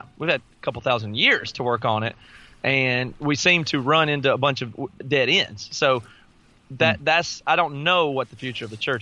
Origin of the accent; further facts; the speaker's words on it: the South, United States; I grew up in the South.